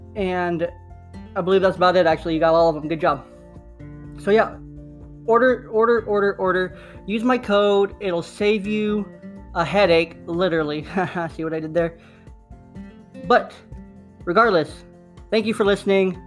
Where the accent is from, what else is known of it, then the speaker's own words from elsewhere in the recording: Bay Area, California, United States; I was raised in the Bay Area